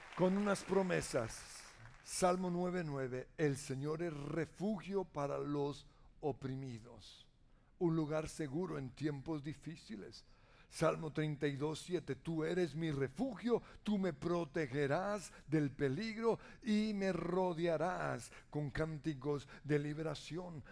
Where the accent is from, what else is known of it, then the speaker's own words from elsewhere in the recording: Colombia; como colombianos